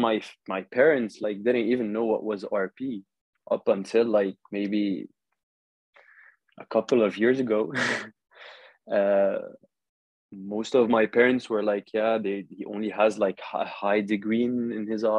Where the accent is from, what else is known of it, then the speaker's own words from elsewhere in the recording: Saudi Arabia; moved away as an adult; also born or lived in Lebanon (ancestry); now in Paris, France; I'm originally Lebanese, born and raised in Saudi Arabia, KSA.